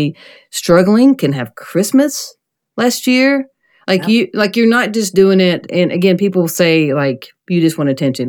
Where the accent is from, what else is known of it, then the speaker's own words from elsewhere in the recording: South Carolina, United States; I'm from South Carolina